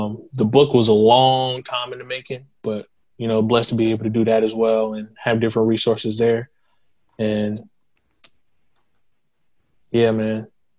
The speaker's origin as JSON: {"language": "English", "town": "Kingstree", "region": "South Carolina", "country": "United States", "tie": "born or raised there", "also_born_or_lived": "Boston, Massachusetts / Florence, South Carolina", "said": "I moved to King Street when I was 4 years old, and I kind of just been in the area ever since"}